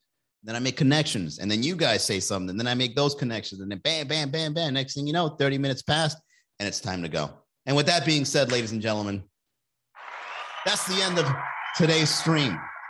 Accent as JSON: {"language": "English", "region": "Alabama", "country": "United States", "said": "I'm from Alabama and marijuana is still illegal."}